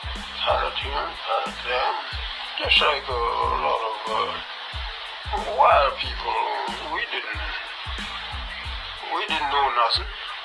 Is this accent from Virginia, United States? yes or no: yes; Charlottesville, Virginia, United States; I was born in Charlottesville, Virginia. My grandfather belonged to Thomas Jefferson.